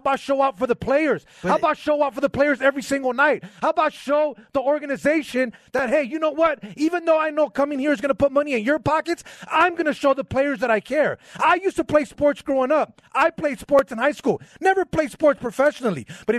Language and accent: English; Los Angeles, California, United States; also born or lived in Philadelphia; I grew up in South Central LA where there's Raider fans, 99.9% Raider fans, okay?